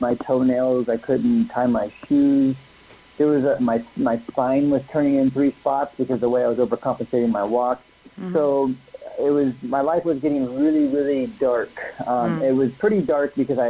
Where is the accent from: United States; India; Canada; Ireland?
United States; San Ramon, California; I grew up in a small little town called San Ramon, which is about 20 minutes east of Oakland